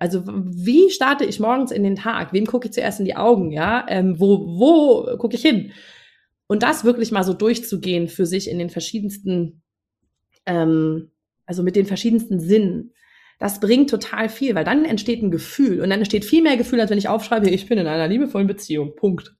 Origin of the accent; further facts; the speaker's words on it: Northern Germany, Germany; moved away; also born or lived in Munich; ich als Norddeutsche habe damals in München gewohnt